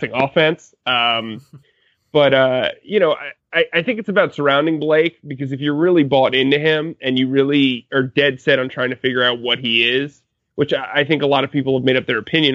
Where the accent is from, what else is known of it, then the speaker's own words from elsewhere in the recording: New Jersey, United States; I'm from New Jersey